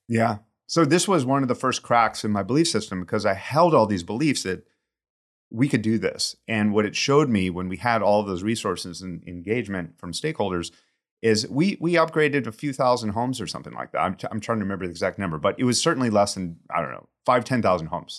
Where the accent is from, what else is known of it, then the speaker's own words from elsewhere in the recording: St. Louis, Missouri, United States; moved away as an adult; also born or lived in Austin, Texas / Arizona / San Francisco Bay Area; now in San Francisco, United States; I grew up in St. Louis in the Midwest